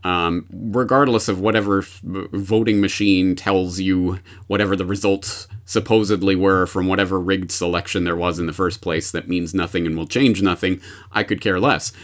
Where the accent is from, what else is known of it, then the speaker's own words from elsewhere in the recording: Canada; now in Japan; I am a Canadian, uh, in Japan who is also an anarchist